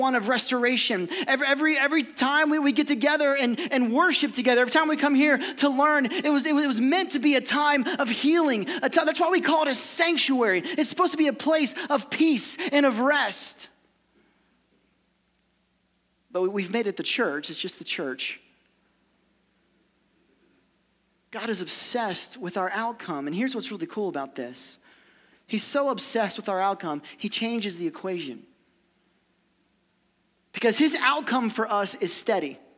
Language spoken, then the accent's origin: English; Ohio, United States; also born or lived in Kentucky; I'm from Ohio